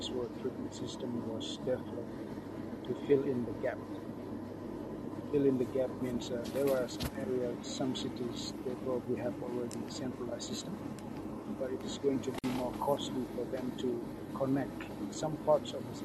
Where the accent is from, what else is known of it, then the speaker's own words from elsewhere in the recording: Yogyakarta, Special Region of Yogyakarta, Indonesia; English is a second language; moved away as an adult; also born or lived in Bali, Indonesia; now in Thailand; I'm from Bali, Indonesia. And also I grew up in Yogyakarta in Java, Indonesia.